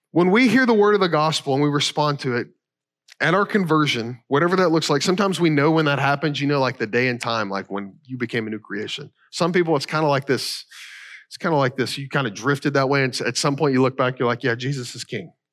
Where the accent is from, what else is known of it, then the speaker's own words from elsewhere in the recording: Kentucky, United States; I'm from Kentucky